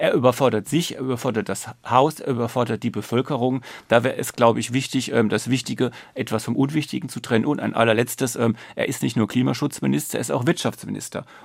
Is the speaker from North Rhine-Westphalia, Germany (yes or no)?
no; Ludwigshafen, Rhineland-Palatinate, Germany; Ich komme aus der Pfalz, Ludwigshafen, BASF.